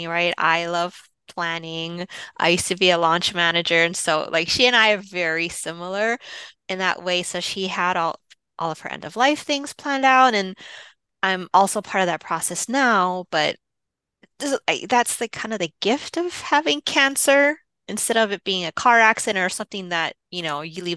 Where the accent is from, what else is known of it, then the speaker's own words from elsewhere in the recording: Hawaii, United States; now in Los Angeles, United States; I'm from Hawaii, so I had a jump from here in LA. I flew back home to Hawaii